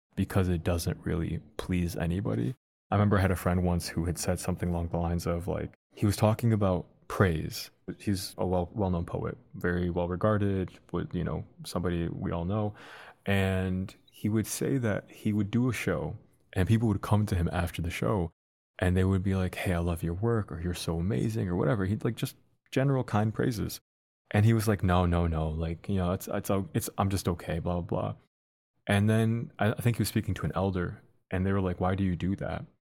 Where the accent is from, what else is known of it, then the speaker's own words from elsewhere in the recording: Dearborn, Michigan, United States; also born or lived in Detroit; I was born in Detroit, lived there for, as a baby, moved to Dearborn